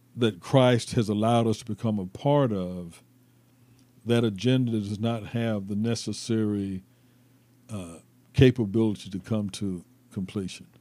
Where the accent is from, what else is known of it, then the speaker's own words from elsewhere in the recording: Mount Dora, Florida, United States; moved away as an adult; now in Nashville, United States; I'm from Mount Dora, Florida, mm-hmm. which is about 25 or 30 miles north of Orlando grew up, of course, in a predominantly black community